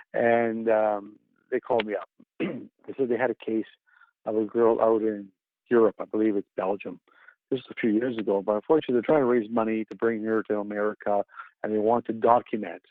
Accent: Canada; being the only Canadian member on the team, with Kia, both of us being Canadian

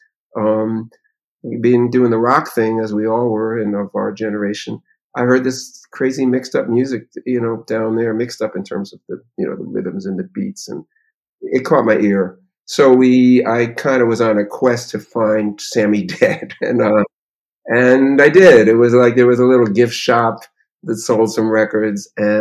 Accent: Meriden, Connecticut, United States; I grew up in Meriden, Connecticut, a little town up in New England

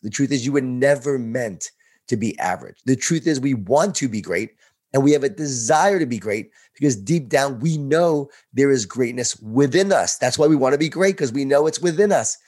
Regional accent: Long Island, New York, United States; born or raised there

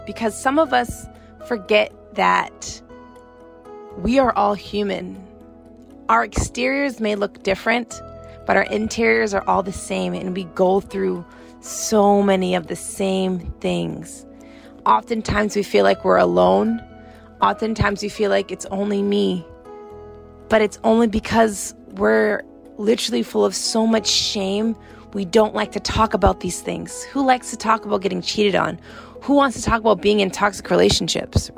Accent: Gardner, Massachusetts, United States; moved away as an adult; also born or lived in South Africa / New York / Atlanta; I grew up in Gardner, Massachusetts

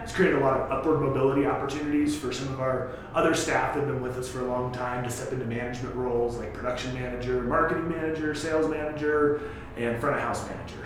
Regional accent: Sterling, Colorado, United States; also born or lived in Buena Vista; I grew up in rural Colorado. I grew up in Sterling originally, and then moved to Buena Vista in the early mid '90s

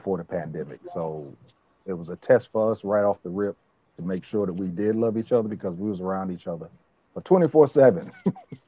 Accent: Richlands, North Carolina, United States; also born or lived in Brooklyn, New York; I was born in Brooklyn, New York. I moved down to Richlands when I was in the third or fourth grade. Left for a moment, then came back for good

